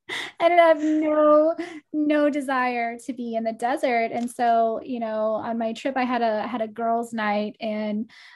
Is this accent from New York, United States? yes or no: no; Portland, Oregon, United States; like even the lady at the coffee shop was like, do you live here? And I'm like, no, I'm from Portland.